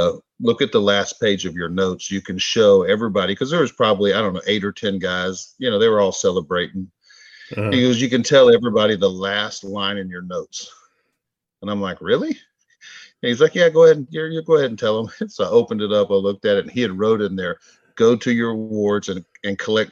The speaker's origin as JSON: {"language": "English", "region": "Texas", "country": "United States", "said": "I'm from Texas"}